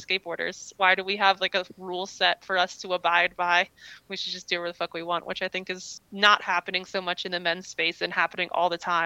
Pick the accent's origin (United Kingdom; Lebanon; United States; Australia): United States; East Coast; I grew up on the East Coast where we didn't really have very many skate parks.